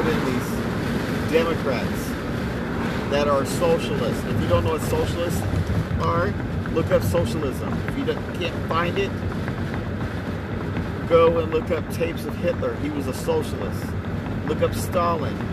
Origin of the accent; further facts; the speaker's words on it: United States; as American people